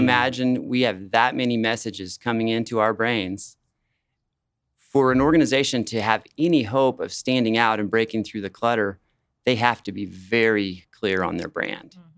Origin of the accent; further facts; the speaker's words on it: Wichita, Kansas, United States; also born or lived in Colorado; I was born in Colorado, but I've lived in Wichita almost all my life